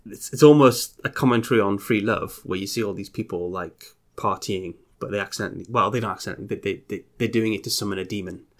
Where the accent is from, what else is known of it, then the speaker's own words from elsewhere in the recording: United Kingdom; we're both British